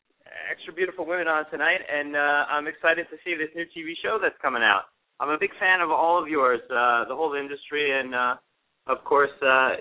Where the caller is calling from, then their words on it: New York, United States; I'm calling from New York.